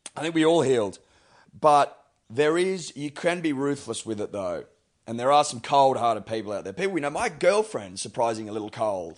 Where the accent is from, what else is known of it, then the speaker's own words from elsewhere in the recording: Australia; me as an Australian